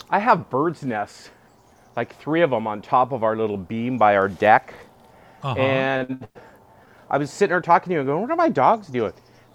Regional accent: California, United States; Back when I was a kid, growing up in California, I must have been 9 or 10

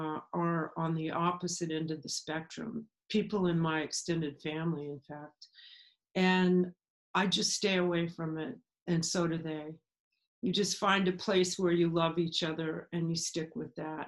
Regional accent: Southern California, United States; also born or lived in Memphis, Tennessee / Nashville, Tennessee; now in New York City, United States; I was born in Memphis. I wasn't raised there. I was raised in Southern California, actually. But I lived in Nashville for 9 or 10 years, and I moved to New York City in 91.

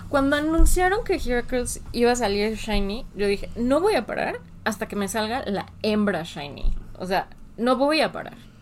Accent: Mexico; no como mexicanos

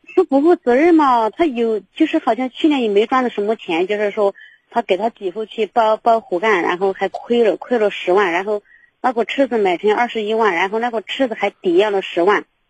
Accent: Yunnan, China; moved away; 我们是云南的

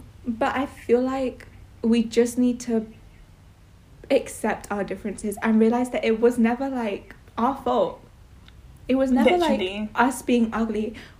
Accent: India; now in United Kingdom; and I'm Indian. I'm about to turn 18, and I'm also in year 13.

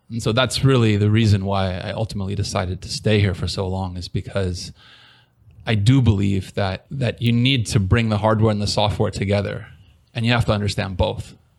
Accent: San Diego, California, United States; moved away as an adult; now in Taiwan; I'm originally from San Diego, California. I've been here for, I guess, 16 years now.

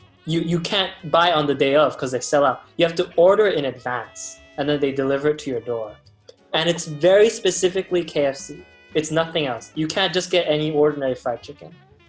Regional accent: United States; as an American, I don't do that.

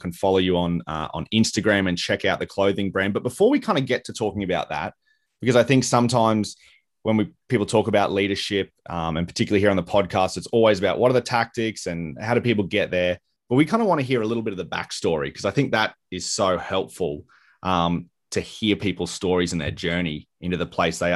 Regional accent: Queensland, Australia; being a Queenslander

